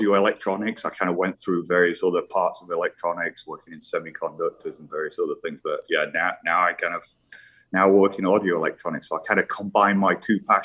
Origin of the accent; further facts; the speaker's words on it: Leeds, Yorkshire and the Humber, United Kingdom; accent: British; moved away as an adult; now in United States; originally I'm from Leeds, West Yorkshire in England. I grew up there